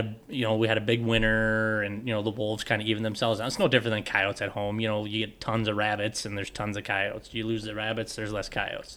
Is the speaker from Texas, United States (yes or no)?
no; Hayfield, Minnesota, United States; moved away as an adult; also born or lived in South Central Iowa / Ontario, Canada; I'm from Southeast Minnesota too